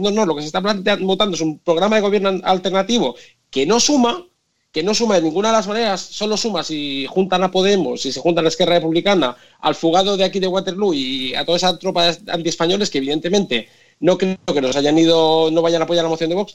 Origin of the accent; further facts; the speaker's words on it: Tarragona, Catalonia, Spain; moved away as an adult; now in Brussels, Belgium; Yo soy de Tarragona